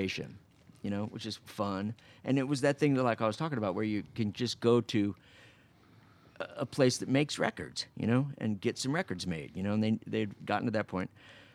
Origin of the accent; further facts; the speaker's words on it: Phoenix, Arizona, United States; now in Los Angeles, United States; I grew up in Sunny Slope, you know, it's like a part of Phoenix